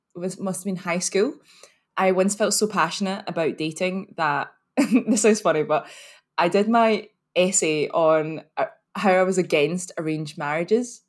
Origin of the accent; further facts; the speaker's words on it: Glasgow, Scotland, United Kingdom; accent: very Scottish; I'm from here, actually. I'm from Glasgow